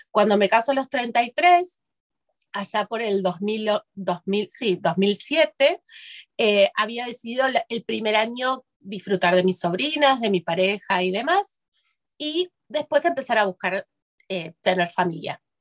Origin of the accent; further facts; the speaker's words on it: Buenos Aires, Argentina; soy de Buenos Aires, de Argentina, vivo en Argentina. Eh, mi segundo hogar es allá porque tengo parte de mi familia en España